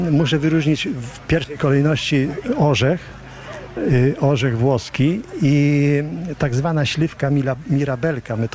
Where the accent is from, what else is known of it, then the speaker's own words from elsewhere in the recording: Kamionka, Lublin Voivodeship, Poland; Kamionki. tak, od urodzenia jestem tutaj.